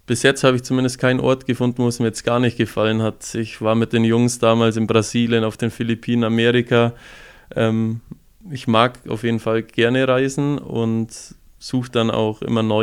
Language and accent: German; Füssen, Bavaria, Germany; aber da zieht es mich dann doch mehr an meine Heimat heim, nach Füssen. Man freut sich mittlerweile jedes Mal, wenn man in Füssen ist